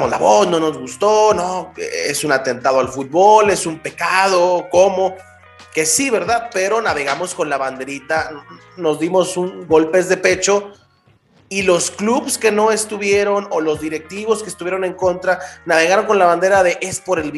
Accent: Mexico; nos debe dejar a, a nosotros como aficionados mexicanos mm, un tanto no.

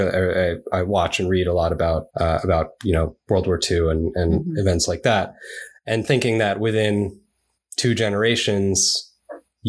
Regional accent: New York City, New York, United States; also born or lived in Japan; I grew up in New York. So I was in New York City most of my upbringing

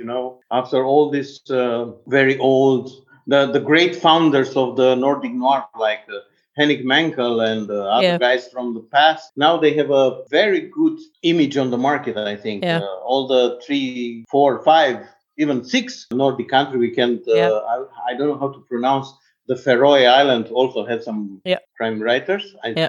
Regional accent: Bucharest, Romania; English is a second language; I'm from Bucharest

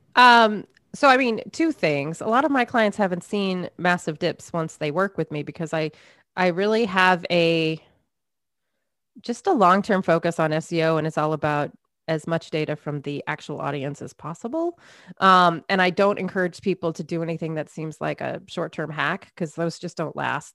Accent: Maine, United States; I grew up in Maine, a lot of snow, a lot of boredom in the winter.

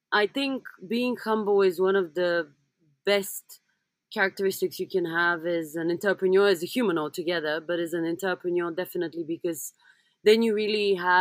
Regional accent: Sofia, Bulgaria; moved away; also born or lived in London; I come from Bulgaria, which means that up until 1989, we had communism.

